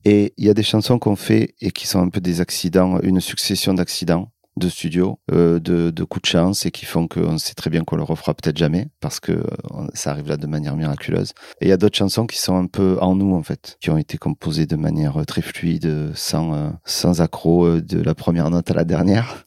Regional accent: Marseille, Provence-Alpes-Côte d'Azur, France; also born or lived in Paris / Corsica; D'adoption, parce que je suis né à Paris, où je suis resté, euh, je crois, 4 euh, ou 5 ans. J'ai absolument aucun souvenir en fait de cette époque-là et euh, après Paris, je suis allé vivre en Corse pendant deux ans. Moi, je suis arrivé à Marseille vers 7-8 euh, ans

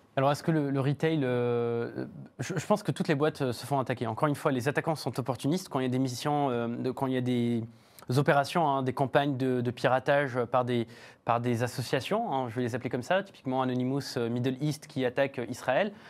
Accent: France; chez nous en France

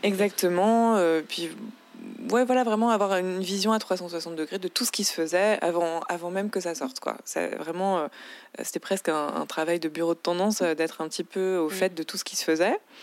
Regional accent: Paris, Île-de-France, France; j'ai grandi à Paris. Je suis née à Paris

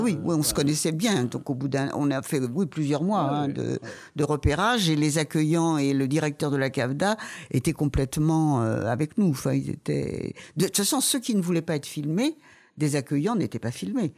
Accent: Paris, Île-de-France, France; quand on est parisienne

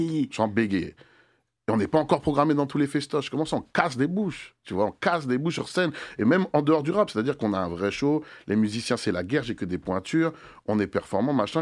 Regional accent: Le Mée-sur-Seine, Île-de-France, France; Terminus de R E R, des Melun, le Mai sur Seine

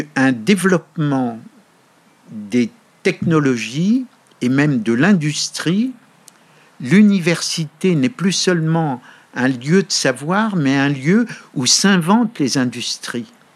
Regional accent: France; moved away as an adult; also born or lived in Montreal, Canada; now in United States; je suis français.

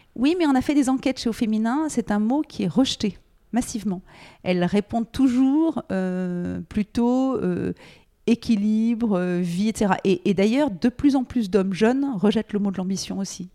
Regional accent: Paris, Île-de-France, France; moved away as an adult; also born or lived in United States; Je euh, suis née à Paris, euh, mes parents habitaient Paris

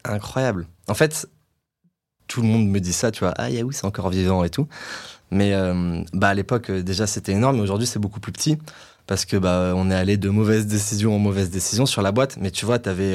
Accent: Nice, Provence-Alpes-Côte d'Azur, France; moved away as an adult; also born or lived in London; je viens, de, je de Nice

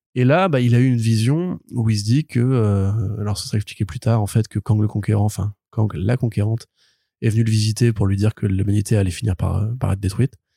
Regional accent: France; on est français

